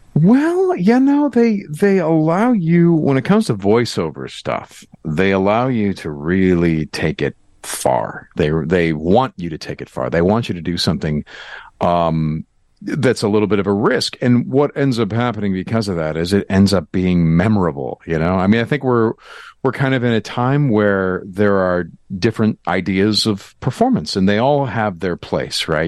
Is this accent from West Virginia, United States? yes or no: no; Glenview, Illinois, United States; born or raised there